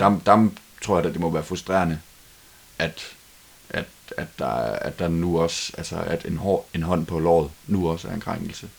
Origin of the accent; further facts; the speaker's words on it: Denmark; os som danskere